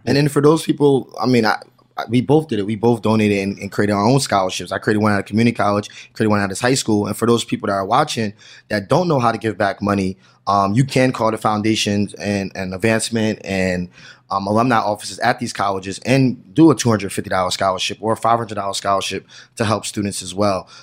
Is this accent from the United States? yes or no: yes; New Jersey, United States; I'm from New Jersey